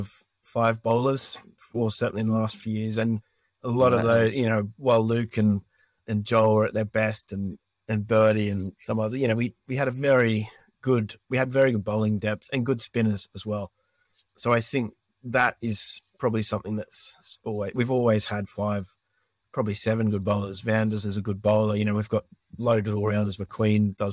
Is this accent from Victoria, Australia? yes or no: no; Newcastle, New South Wales, Australia; now in United Kingdom; my hometown in Newcastle from Australia